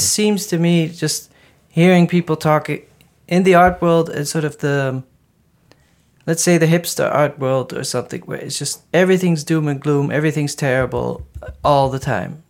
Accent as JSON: {"language": "English", "town": "Maastricht", "region": "Limburg", "country": "Netherlands", "tie": "born or raised there", "said": "I grew up in Maastricht, it's like a hundred and twenty thousand people"}